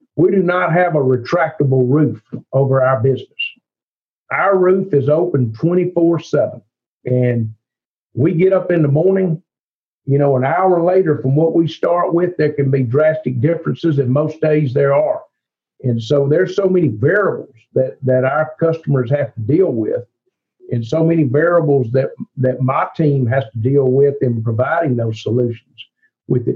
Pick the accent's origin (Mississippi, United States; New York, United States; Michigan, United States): Mississippi, United States; Cleveland; accent: thick Southern; I grew up in Cleveland, Mississippi